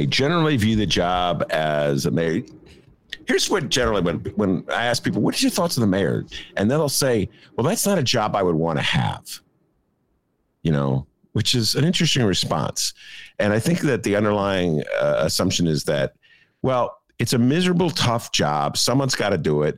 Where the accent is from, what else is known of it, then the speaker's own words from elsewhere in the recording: Chicago, Illinois, United States; I'm a Chicagoan